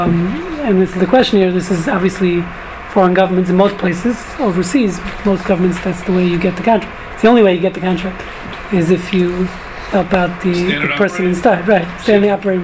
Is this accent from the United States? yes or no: yes; New York City, New York, United States; moved away; when I was growing up in New York